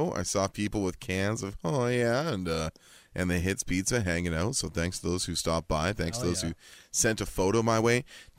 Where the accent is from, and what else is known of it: Langley, British Columbia, Canada; born or raised there